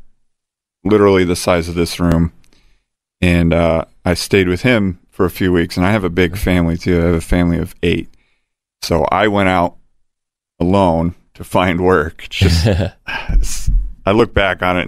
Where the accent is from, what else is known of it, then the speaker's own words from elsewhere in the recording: Fremont, Indiana, United States; moved away as an adult; also born or lived in Angola, Indiana / Denver, Colorado / Elkhart, Indiana / Nappanee, Indiana; now in Fort Wayne, United States; I'm from Northeast Indiana, a little town called Fremont